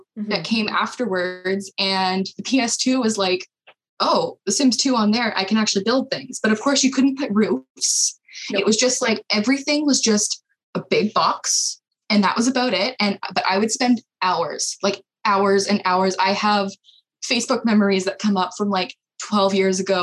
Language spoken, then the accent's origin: English; Canada; as a Canadian